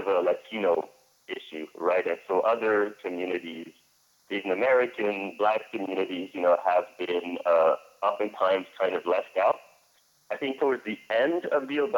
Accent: Senegal; now in Syracuse, United States; I'm originally from Senegal. I'm an undocumented activist from Senegal

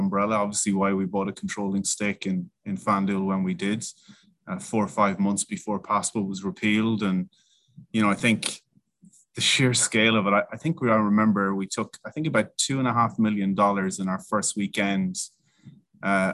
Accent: Ireland; I am Irish

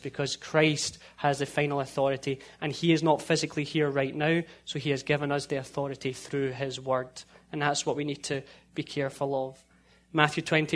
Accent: a town just outside of Glasgow, Scotland, United Kingdom; now in United States; In my hometown, I lived in a town just outside of Glasgow, and in my hometown, you could get 8 or 9 churches within less than a mile

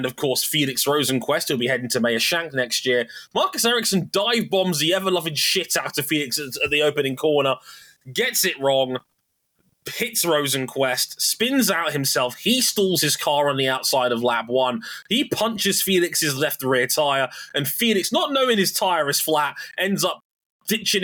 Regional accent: United Kingdom; As a Brit

